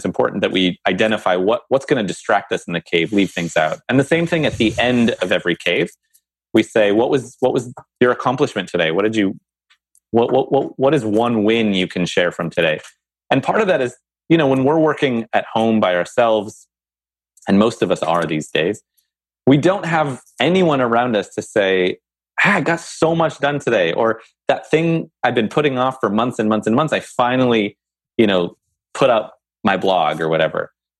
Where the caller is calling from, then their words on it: New Jersey, United States; I'm calling from New Jersey.